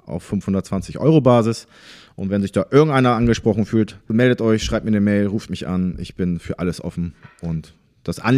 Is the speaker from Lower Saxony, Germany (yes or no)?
yes; Bremervörde, Lower Saxony, Germany; Aufgewachsen bin ich in Bremerförde im Landkreis rotenburg wümme